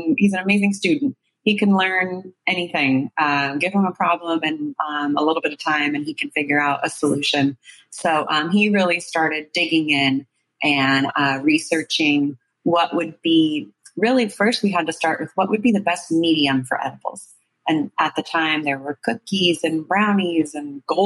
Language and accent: English; Bay Area, California, United States; I grew up in the Bay Area